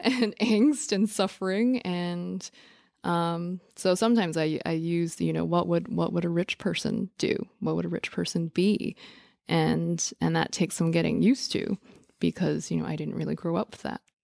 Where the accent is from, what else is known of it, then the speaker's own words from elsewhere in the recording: New York City, New York, United States; growing up in New York City, in the Lower East Side